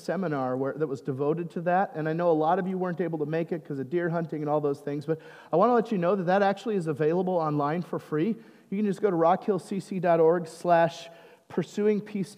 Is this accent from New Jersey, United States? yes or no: no; Minnesota, United States; I'm Minnesotan